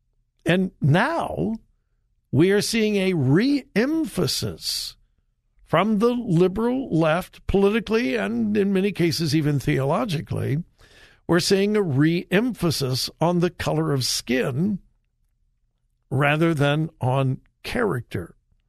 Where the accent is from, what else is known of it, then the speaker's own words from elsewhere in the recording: Compton, California, United States; I'm from Southern California, lived not far from the Watts riots. If you're not old enough to remember the Watts riots, I hope you have studied them in your history classes. I lived not far from there, graduated from high school in Compton, California.